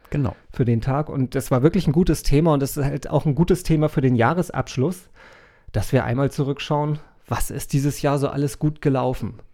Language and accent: German; Hamburg, Germany; also born or lived in Schleswig-Holstein; Ich bin EU-Bürger, ich bin Deutscher, ich bin Hamburger. Ja. Ich bin auch Schleswig-Holsteiner, ja weil ich da geboren bin.